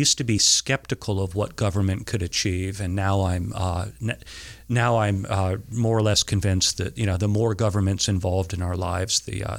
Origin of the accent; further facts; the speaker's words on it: Camden, Maine, United States; ever since I moved here when I was seven, so in second grade. So I grew up in Camden. I did go away to school for a few years, but other than that, Camden was my home right up until the time I went to college.